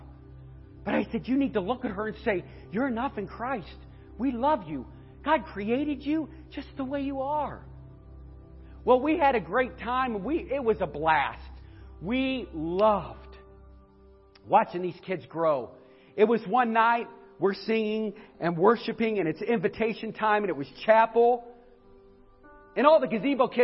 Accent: northeastern Ohio, United States; I'm from up in northeastern Ohio.

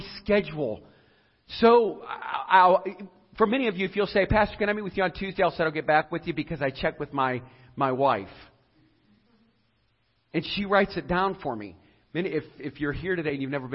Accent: Edinburg, Ohio, United States; a mom who raised me in Edinburgh, Ohio, so I could go to Southeast school system

